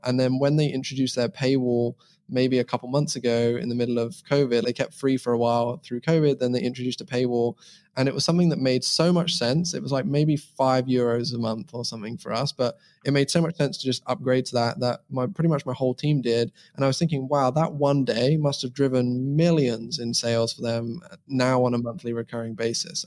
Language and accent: English; England, United Kingdom; now in Estonia; I'm originally from England. You can probably tell that I live in Estonia now